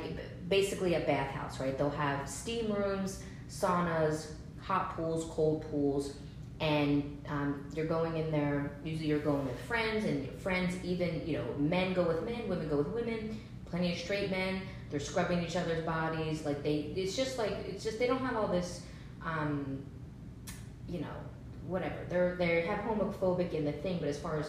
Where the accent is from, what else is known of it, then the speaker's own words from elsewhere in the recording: New Jersey, United States; moved away; also born or lived in Los Angeles / San Francisco / Seattle; I grew up in New Jersey, then I moved to Los Angeles, then, you know, I was in San Francisco for a little bit. I was in Seattle.